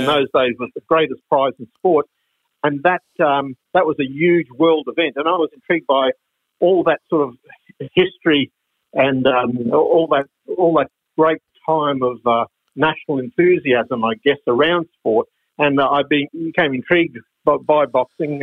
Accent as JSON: {"language": "English", "town": "Brisbane", "region": "Queensland", "country": "Australia", "tie": "born or raised there", "said": "when I was a little boy living in Brisbane, growing up in Brisbane"}